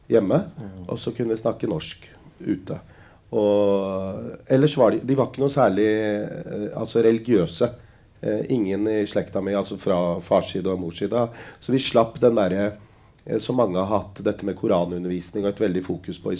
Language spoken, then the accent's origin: Norwegian; Lier, Buskerud, Norway; also born or lived in Drammen; Jeg er fra Lier. Ja. Å oh ja, hvor er, uh, hvor er, du opprinnelig fra? Nei, jeg er opprinnelig født i Drammen.